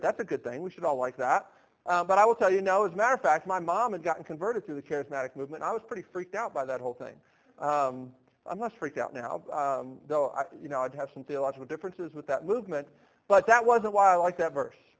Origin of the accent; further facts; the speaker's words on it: Baltimore, Maryland, United States; now in Nashville, United States; I grew up in Baltimore, Maryland